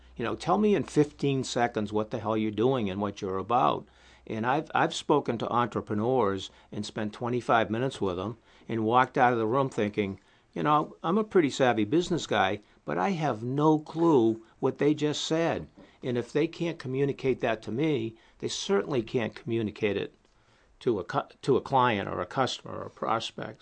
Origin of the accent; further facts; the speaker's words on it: New England, United States; I'm from the New England area.